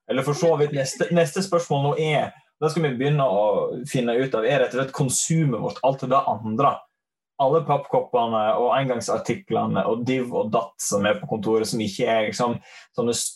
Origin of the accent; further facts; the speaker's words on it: Leikanger, Vestland, Norway; Um, jeg hører kanskje at jeg er fra Sogn. Sogning fra Leikanger.